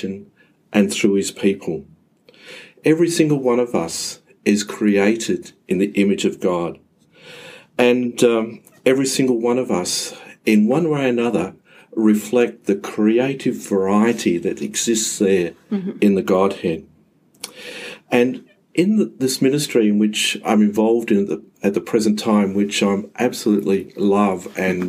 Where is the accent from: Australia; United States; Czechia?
Australia; Mount Gambier, South Australia; moved away as an adult; now in Adelaide, Australia; I grew up in Mount Gambier in the 1960s, 1970s